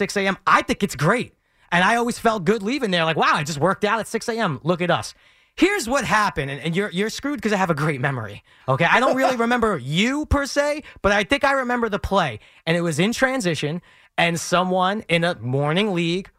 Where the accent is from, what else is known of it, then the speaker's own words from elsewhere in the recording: New York City, New York, United States; I grew up in Bensonhurst, Brooklyn